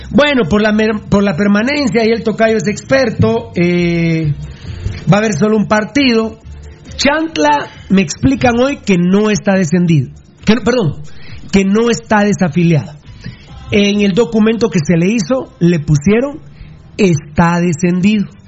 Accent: Sololá, Guatemala; also born or lived in Patulul; somos sololeños

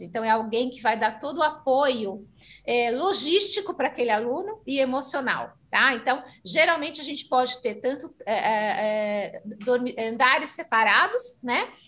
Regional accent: Brazil; Nós aqui representando as escolas somos brasileiros

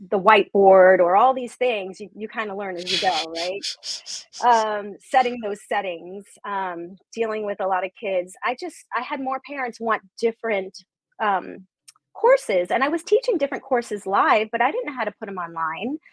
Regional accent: New York, United States; I'm Italian from New York

